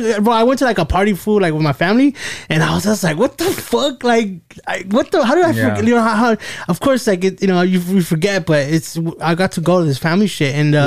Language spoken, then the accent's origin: English; United States; I grew up here in the States and, you know, I do, you know, I went to school. I spoke English at school.